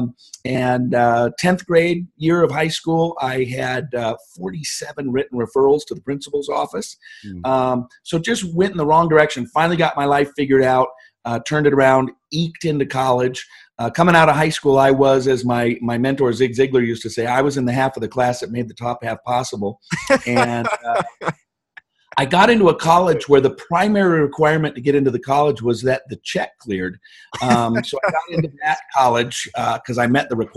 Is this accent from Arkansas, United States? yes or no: no; Seattle, Washington, United States; moved away as an adult; also born or lived in Snoqualmie; now in Scottsdale, United States; I grew up all around the Seattle area